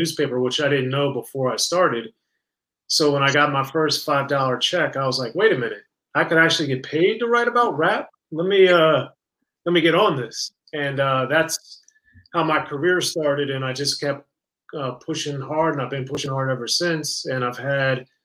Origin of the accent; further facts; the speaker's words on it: Maryland, United States; moved away as an adult; also born or lived in Cincinnati, Ohio; I was born and raised in Maryland, right in between Baltimore and Washington